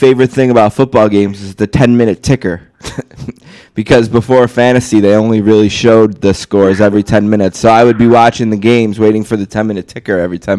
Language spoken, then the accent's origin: English; Buffalo, New York, United States; I am from Buffalo, but I've been a Saints fan since age 7.